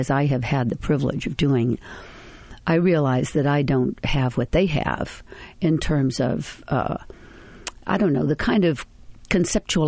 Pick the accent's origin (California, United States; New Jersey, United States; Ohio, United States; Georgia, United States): Georgia, United States; Atlanta; now in New York, United States; I am from Atlanta, Georgia